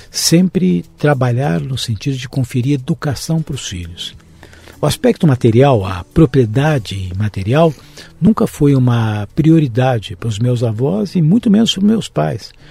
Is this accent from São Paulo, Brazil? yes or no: yes; São Paulo, Brazil; Eu nasci em São Paulo. Paulista da Gema? Paulista da Gema.